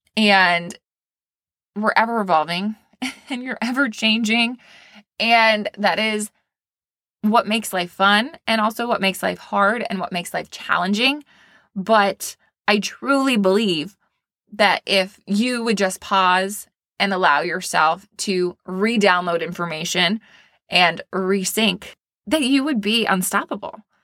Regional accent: Maine, United States; now in Florida, United States; I am from Maine, small town girl.

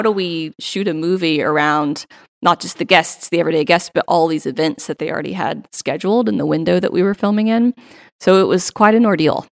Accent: Central Arkansas, United States; also born or lived in Bentonville, Arkansas; originally born and raised in Central Arkansas

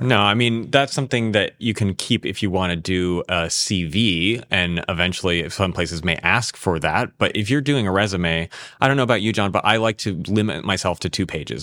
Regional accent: San Diego, California, United States; moved away; get to conduct it in my hometown

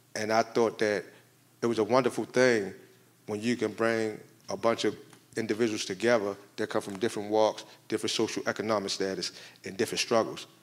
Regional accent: Maryland, United States; moved away as an adult; now in Illinois, United States; I come from Maryland

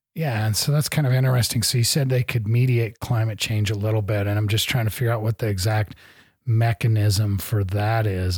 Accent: Great Plains, United States; I grew up in the Great Plains

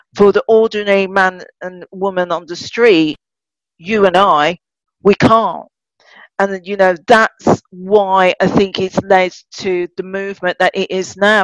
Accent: Birmingham, West Midlands, United Kingdom; born and bred in Birmingham

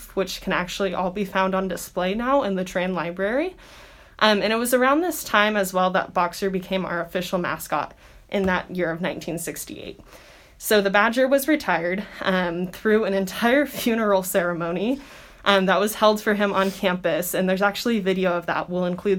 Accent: Visalia, California, United States; my hometown, Visalia

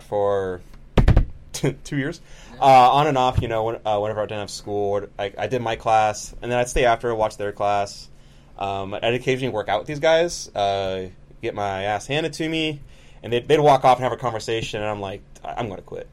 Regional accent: Rio Vista, California, United States; I'm from Rio Vista

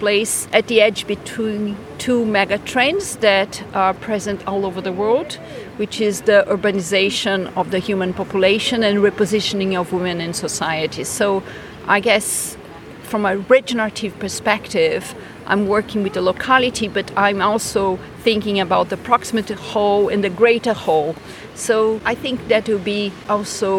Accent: Brazil; moved away as an adult; now in Scotland; I am Brazilian

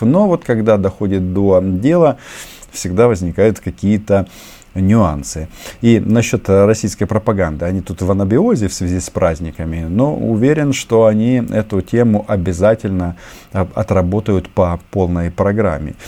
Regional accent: Ukraine

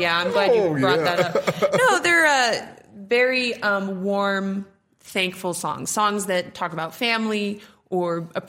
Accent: Nebraska, United States; Well, I'm from Nebraska myself

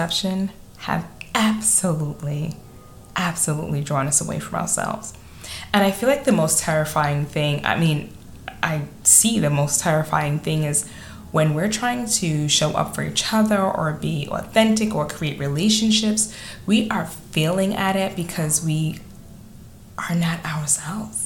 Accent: New York City, New York, United States; accent: Staten Island; my Staten Island accent

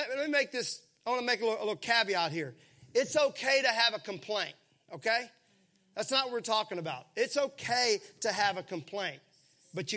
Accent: Mississippi, United States; I grew up in Mississippi where everything was syrupy sweet.

